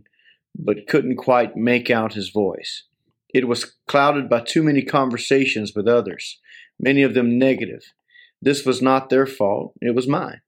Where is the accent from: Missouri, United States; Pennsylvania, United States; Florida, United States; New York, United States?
Florida, United States; near Winter Haven; moved away as an adult; also born or lived in South Carolina; We went from South Carolina back to Winter Haven, Florida. This was near my wife's and my hometown